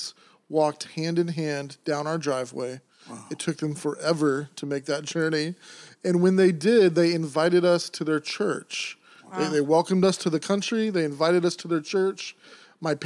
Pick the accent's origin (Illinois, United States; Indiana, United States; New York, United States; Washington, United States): Washington, United States; Seattle; now in New Bedford, United States; born and raised in downtown Seattle